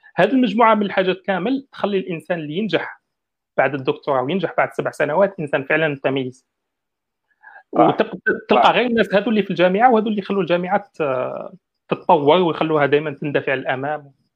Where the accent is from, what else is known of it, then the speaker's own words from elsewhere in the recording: Algeria; حنا كجزائريين